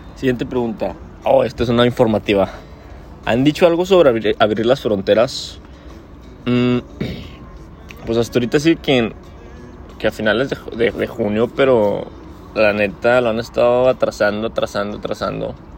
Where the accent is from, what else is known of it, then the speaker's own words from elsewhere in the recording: northern Mexico, Mexico; moved away as an adult; now in Canada; todos los demás éramos mexicanos